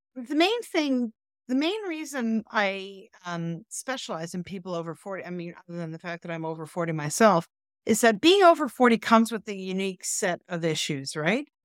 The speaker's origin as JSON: {"language": "English", "country": "Canada", "said": "we're Canadian"}